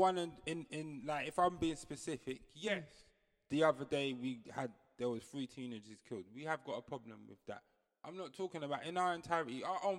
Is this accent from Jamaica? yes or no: yes; Jamaica; now in England, United Kingdom; No, I'm from Jamaica. That's what I say. Anybody that keeps I just say I live in England.